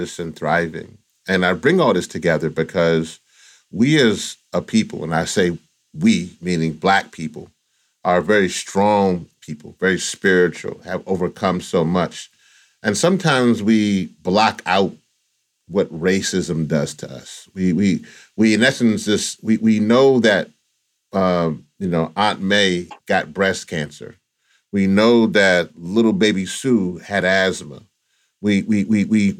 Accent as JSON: {"language": "English", "region": "the South", "country": "United States", "said": "I'm also from the South as well"}